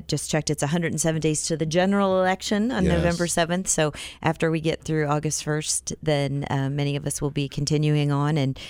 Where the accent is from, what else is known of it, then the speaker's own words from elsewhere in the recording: Iowa, United States; also born or lived in South Dakota; now in Wichita, United States; I grew up in Iowa